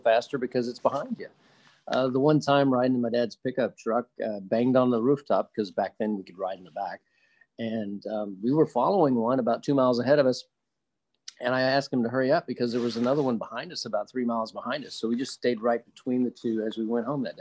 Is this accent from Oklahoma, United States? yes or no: yes; Oklahoma, United States; moved away as an adult; now in Charlotte, United States; I was born and raised in Oklahoma, which is not exactly a land of oceans or mountains.